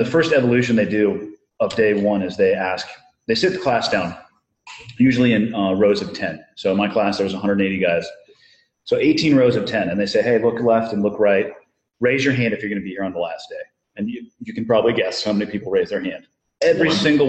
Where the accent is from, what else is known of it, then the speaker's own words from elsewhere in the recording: Santa Cruz, California, United States; Born and raised in Santa Cruz, California.